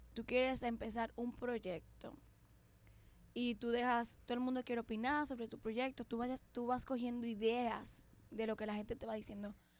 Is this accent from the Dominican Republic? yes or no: yes; Dominican Republic; somos dominicanas. Y aquí en República Dominicana